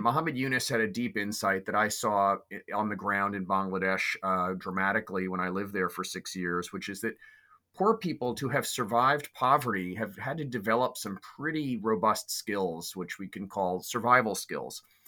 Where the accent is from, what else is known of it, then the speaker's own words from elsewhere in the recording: New York City, New York, United States; I was raised in New York City